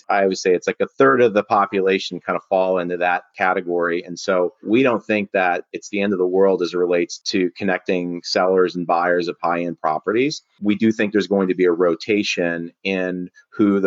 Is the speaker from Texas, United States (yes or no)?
no; Milwaukee, Wisconsin, United States; I'm from the Midwest, so from Milwaukee